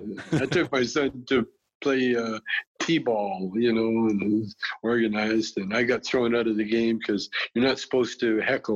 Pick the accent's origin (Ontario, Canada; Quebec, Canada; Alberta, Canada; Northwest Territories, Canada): Alberta, Canada; Calgary; I had a beautiful childhood.